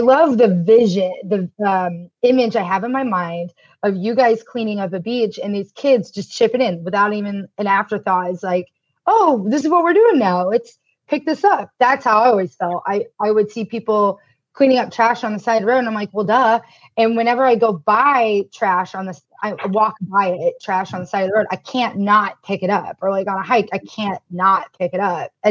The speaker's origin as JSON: {"language": "English", "town": "Tulsa", "region": "Oklahoma", "country": "United States", "tie": "born or raised there", "said": "I grew up in Tulsa, Oklahoma"}